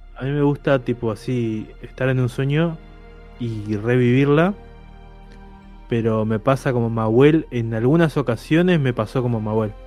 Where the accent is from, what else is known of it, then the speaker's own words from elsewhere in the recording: Chaco, Argentina; now in Buenos Aires, Argentina; mi casa de cuando era chico en Chaco